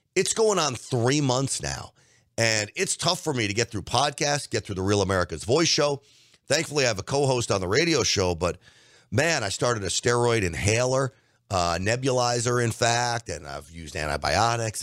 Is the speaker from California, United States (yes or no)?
no; New York City, New York, United States; moved away; I grew up in New York